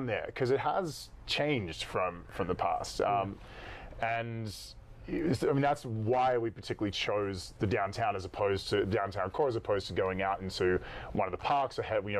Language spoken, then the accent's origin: English; Australia; accent: Australian; My Australian accent